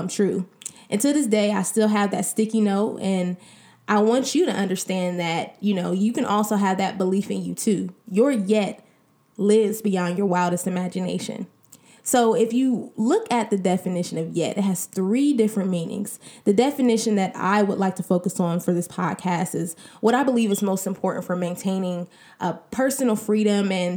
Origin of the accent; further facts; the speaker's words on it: Columbus, Ohio, United States; also born or lived in Cincinnati, Ohio; We were both born and raised in Columbus, Ohio.